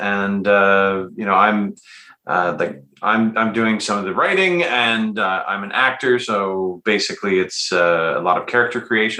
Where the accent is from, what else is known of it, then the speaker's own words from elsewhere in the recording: Canada; I'm also from Canada.